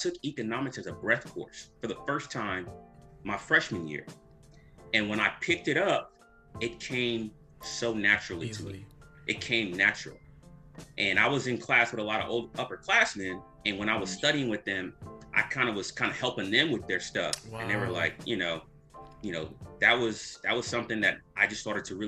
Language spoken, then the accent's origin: English; Nigeria; I'm Nigerian